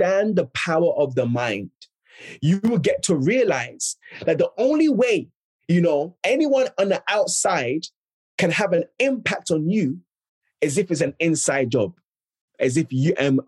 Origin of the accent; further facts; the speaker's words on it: London, United Kingdom; also born or lived in Ghana; I'm originally from Ghana, West Africa, but grew up and was raised in South London